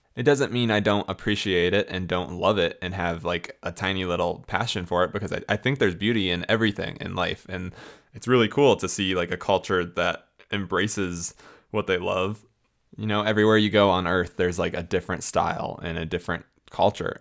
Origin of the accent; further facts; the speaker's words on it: Florida, United States; moved away as an adult; also born or lived in Illinois / Tampa area, Florida / St. Augustine, Florida; now in Colorado, United States; I was born in Illinois, um, as some of you know, and then I grew up in Florida the majority of my life